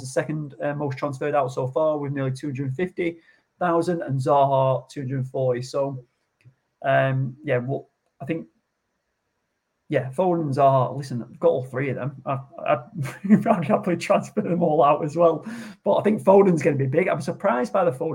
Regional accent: Blackpool, North West England, United Kingdom; I'm from Blackpool

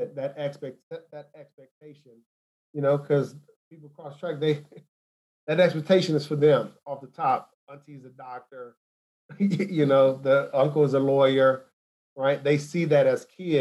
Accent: Los Angeles, California, United States; moved away as an adult; I'm from South Central

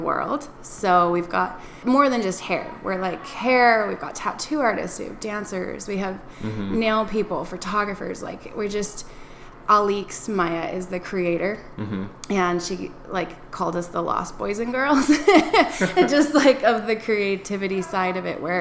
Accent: Wyoming near Jackson Hole, United States; moved away as an adult; also born or lived in Oceanside, California; I was born in Wyoming near Jackson Hole.

